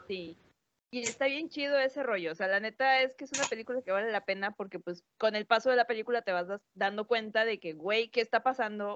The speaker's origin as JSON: {"language": "Spanish", "country": "Mexico", "said": "nosotros como mexicanos"}